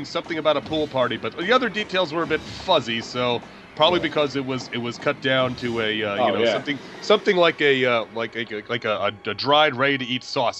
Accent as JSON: {"language": "English", "region": "New York", "country": "United States", "tie": "born or raised there", "said": "growing up in New York when my brother and I did"}